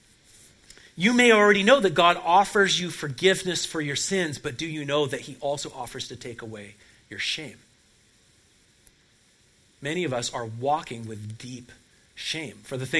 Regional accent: Portland, Oregon, United States; moved away; Portland, Oregon, my hometown

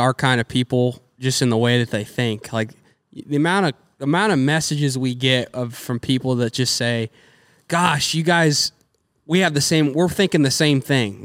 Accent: United States; we're American people

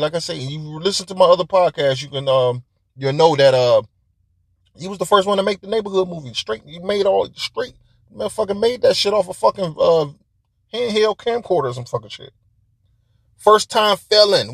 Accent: Detroit, Michigan, United States; I'm from Detroit

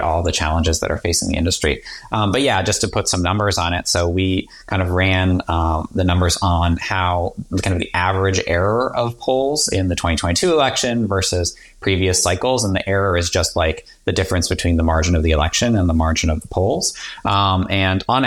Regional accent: Boston, Massachusetts, United States; I grew up a big Red Sox fan because I grew up in the Boston area.

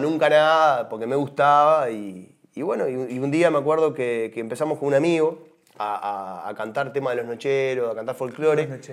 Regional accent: Uruguay; como uruguayo

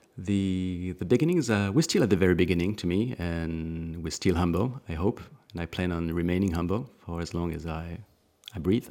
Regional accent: Alsace, Grand Est, France; I was born in Alsace

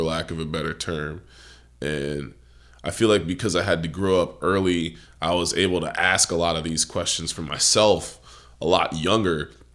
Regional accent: United States; I am an American

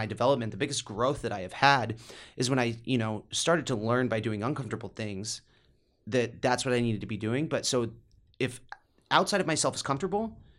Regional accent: Midwest, United States; growing up in the Midwest, you think that's all the money in the world.

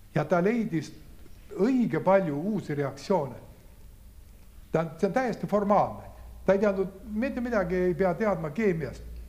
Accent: Saare County, Estonia; moved away; also born or lived in Tartu; ma olen ka saarlane

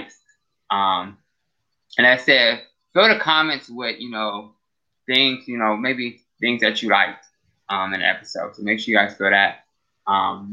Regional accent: Akron, Ohio, United States; I'm from the North Akron, North Hill area.

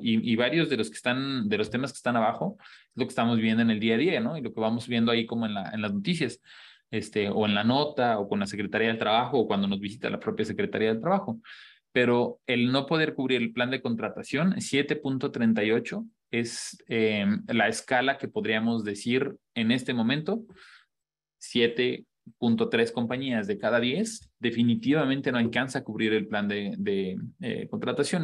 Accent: Mexico

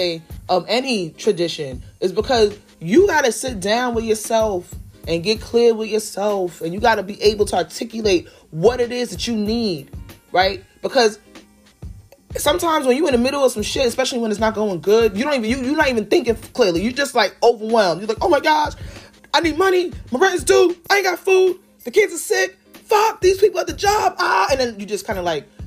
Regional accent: United States; as an American

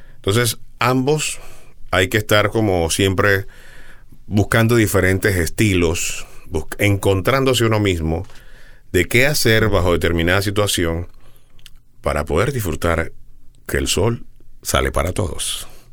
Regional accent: Panama; allá en mi tierra

